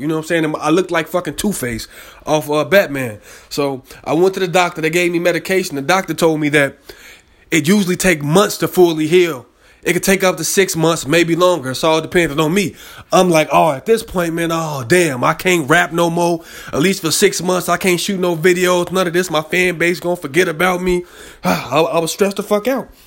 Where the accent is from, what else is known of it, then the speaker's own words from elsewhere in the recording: Chicago, Illinois, United States; I'm from Chicago